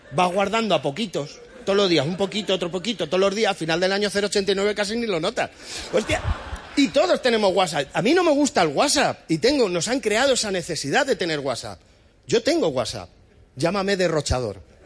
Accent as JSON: {"language": "Spanish", "town": "Madrid", "region": "Community of Madrid", "country": "Spain", "said": "tengo 36 años, soy de Madrid"}